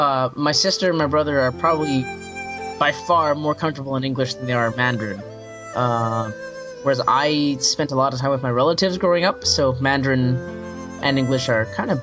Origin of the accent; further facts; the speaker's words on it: Canada; My background is actually very interesting because I was born in Canada, but my dad is from Taiwan. My mom is from a little country called Brunei, which is on the Malaysian Peninsula, so it's right beside Malaysia.